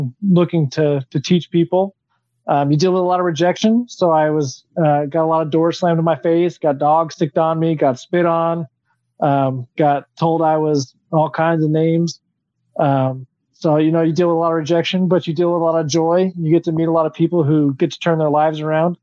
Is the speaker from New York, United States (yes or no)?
no; Texas border, United States; I grew up on the Texas border